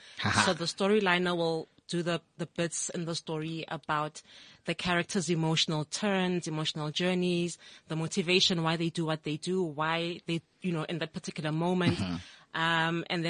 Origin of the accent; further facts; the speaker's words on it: Itsoseng, North West, South Africa; I'm from Itsoseng in the Northwest. Okay. Born and bred. Proud Northwest girl through and through. Platinum province.